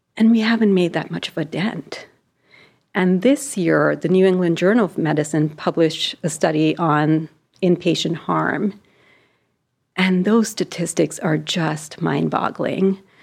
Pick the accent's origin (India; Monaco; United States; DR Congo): India; moved away as an adult; So I was born in India and I grew up there and I went to med school there.